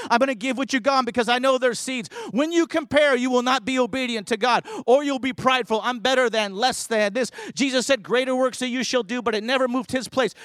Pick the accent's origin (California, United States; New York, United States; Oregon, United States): California, United States; I grew up in California